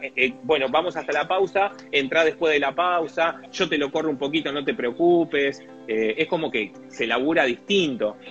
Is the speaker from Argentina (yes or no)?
yes; Mar de Ajó, Buenos Aires Province, Argentina; moved away; also born or lived in Lanús; Yo soy de Mar de Ajó